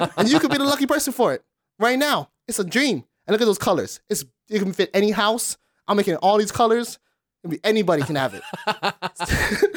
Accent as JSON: {"language": "English", "town": "Honolulu", "region": "Hawaii", "country": "United States", "said": "I'm from Kalihi"}